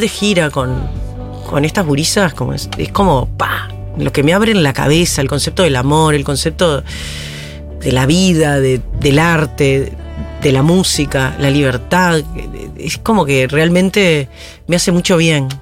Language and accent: Spanish; Paysandú, Uruguay; moved away as an adult; also born or lived in Montevideo, Uruguay; now in Argentina; Yo soy del litoral, frente a Colón, Entre Ríos. Mi padre ingeniero agrónomo, por lo tanto iba mucho al campo. Viví en una época en, un campo que, estancia que trabajaba mi viejo